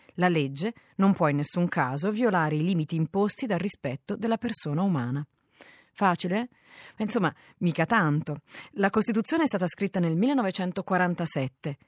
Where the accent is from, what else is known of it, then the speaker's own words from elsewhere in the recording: Italy; noi italiani